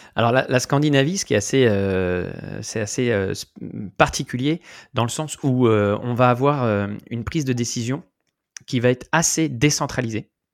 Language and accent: French; France; moved away; en tant que Français